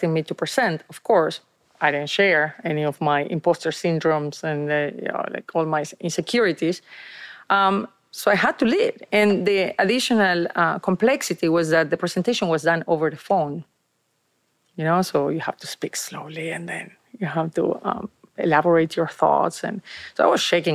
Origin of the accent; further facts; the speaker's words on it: Argentina; English is a second language; moved away as an adult; now in United States; I moved from Argentina to the States